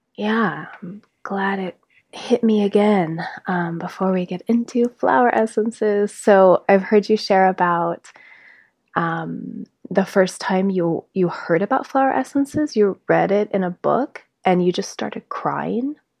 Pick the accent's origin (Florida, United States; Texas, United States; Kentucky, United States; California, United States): California, United States; South Lake Tahoe; now in Grass Valley, United States; we grew up together in South Lake Tahoe